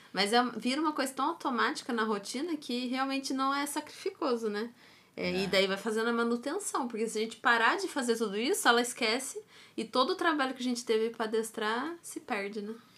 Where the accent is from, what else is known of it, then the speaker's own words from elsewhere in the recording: Taubaté, São Paulo, Brazil; moved away; eu sou de Taubaté e lá tem o Mar Cerqueira, né? E é. desde que eu sou novinha, adolescente, já tinha propaganda do Márcio Cerqueira lá